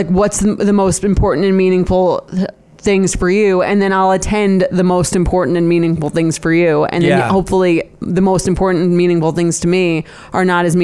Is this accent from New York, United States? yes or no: yes; Long Island, New York, United States; we're both from Long Island